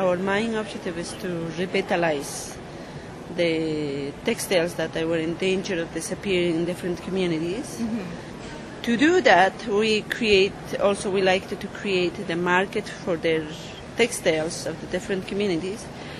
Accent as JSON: {"language": "English", "town": "Chinchero", "region": "Cusco", "country": "Peru", "tie": "born or raised there", "second_language": "English", "said": "Chinchero, which is my hometown."}